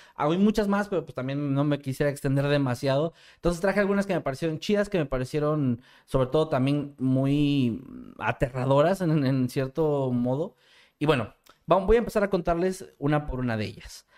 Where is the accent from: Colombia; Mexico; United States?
Mexico; como mexicano